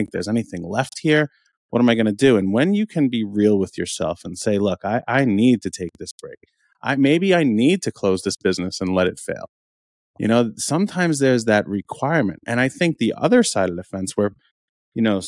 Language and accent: English; New York, United States; We were both born and raised in New York